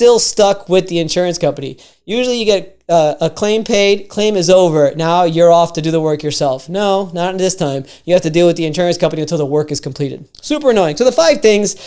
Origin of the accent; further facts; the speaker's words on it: Miami, Florida, United States; I'm from Miami